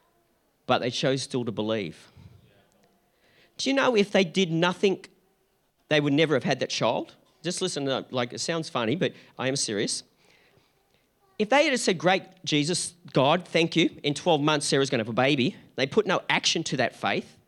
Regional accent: Gold Coast, Queensland, Australia; we're from the Gold Coast

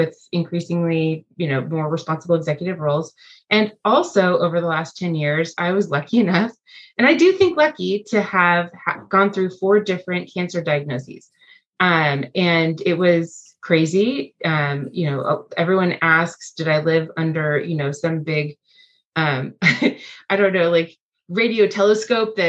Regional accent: Los Angeles, California, United States; moved away as an adult; now in Leawood, United States; I grew up in Los Angeles, California, and relocated

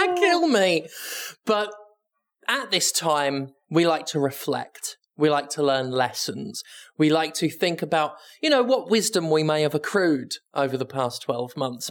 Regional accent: United Kingdom; I'm British

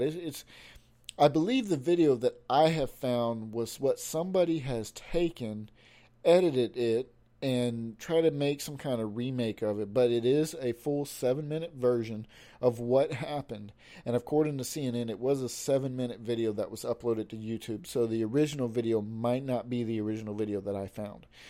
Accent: United States; I was born and raised here in America

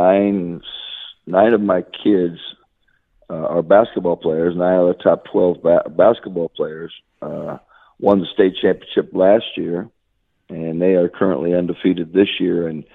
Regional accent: Chenoa, Illinois, United States; My first job in teaching was and coaching was in Shenoa, my hometown

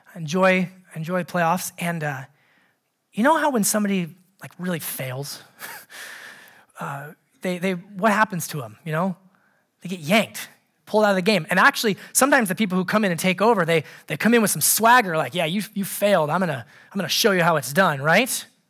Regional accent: Anchorage, Alaska, United States; growing up in Anchorage, Alaska

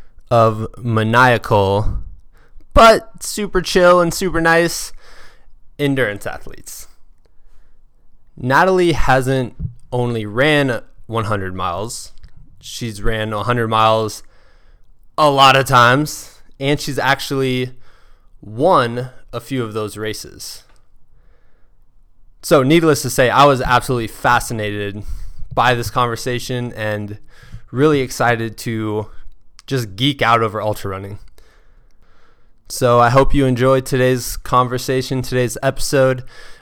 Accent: Muscatine, Iowa, United States; She is the only other ultra runner I know from my hometown of Muscatine, Iowa.

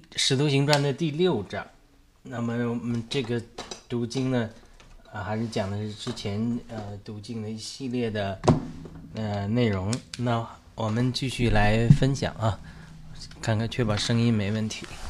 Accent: China; 我出生在中国农村的一个普通的家庭，可以说来自社会的最底层

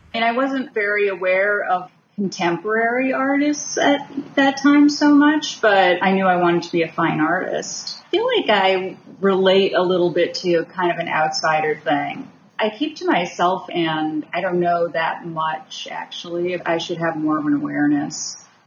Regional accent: Massachusetts, United States; I was born, I grew up in Massachusetts, so not far. Came to New York a lot

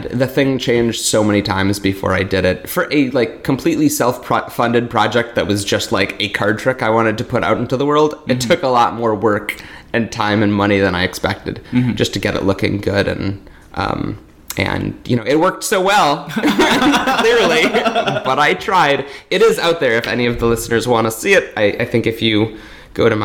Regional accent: Milwaukee, Wisconsin, United States; I'm from Milwaukee, Wisconsin

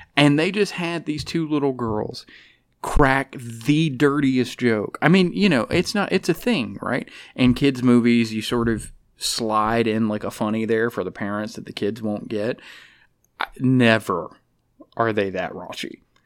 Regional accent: Alabama, United States; I'm from Alabama. I was raised around animals.

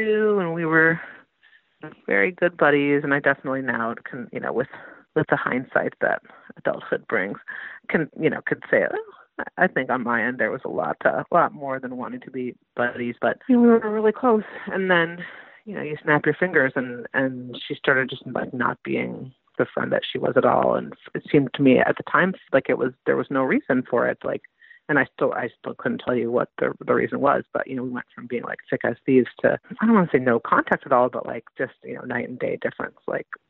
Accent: Minneapolis, Minnesota, United States; my hometown of Minneapolis

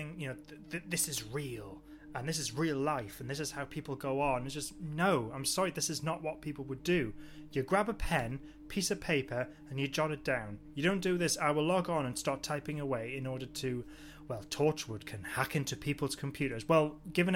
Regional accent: Newcastle upon Tyne, North East England, United Kingdom; accent: Geordie; I'm from Newcastle.

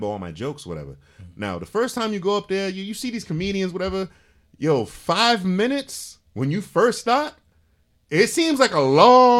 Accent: Providence, Rhode Island, United States; also born or lived in Cranston, Rhode Island; I grew up on the West End. I went to Gilbert Stuart when it was elementary

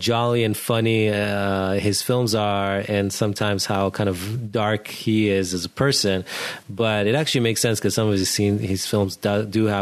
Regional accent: Israel; moved away; We're both originally from Israel

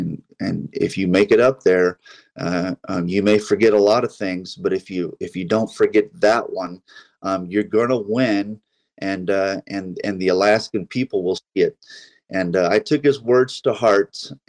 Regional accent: United States; You know, I am I'm an American.

